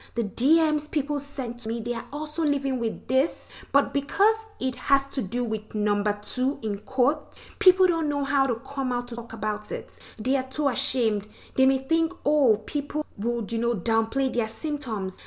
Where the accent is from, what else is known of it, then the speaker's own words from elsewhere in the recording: Nigeria; now in Louisiana, United States; I'm from Nigeria, the western part of Africa. But I currently live in Louisiana with my husband.